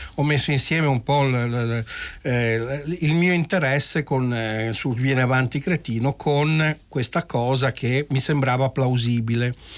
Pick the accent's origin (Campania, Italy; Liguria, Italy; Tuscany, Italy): Liguria, Italy; Genoa; essendo genovesi